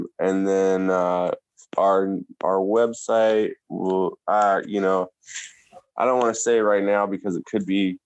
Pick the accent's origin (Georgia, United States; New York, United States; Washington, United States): Washington, United States; Tacoma; my hometown of Washington, hometown Tacoma, Washington.